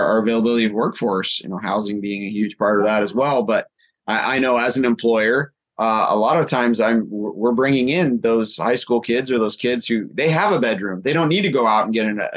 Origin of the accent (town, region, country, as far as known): Skagit Valley, Washington, United States